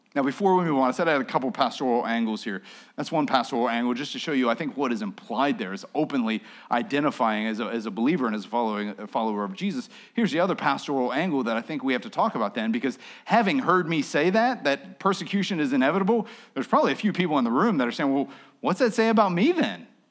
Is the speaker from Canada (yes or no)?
no; United States; I'm an American. We're Christians